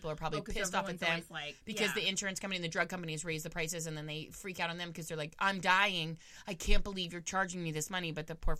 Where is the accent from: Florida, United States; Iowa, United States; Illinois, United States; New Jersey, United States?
Florida, United States; We got two Floridians on the show today.